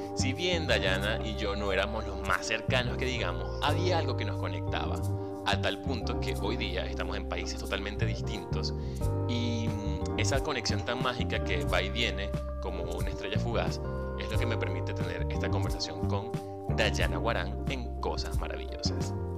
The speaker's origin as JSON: {"language": "Spanish", "country": "Venezuela", "also_born_or_lived": "San Juan de los Morros", "moved": "as an adult", "said": "Soy venezolano, comunicador social, locutor profesional y community manager. También soy emigrante"}